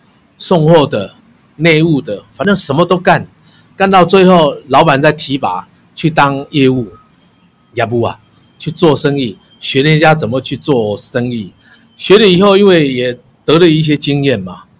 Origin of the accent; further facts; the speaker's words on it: Changhua County, Taiwan; now in Taipei, Taiwan; 我是四十二年次的人。我们当时来台北的时候，我们我是彰化人，我爸爸就给我五十块，搭一张火车票来到台北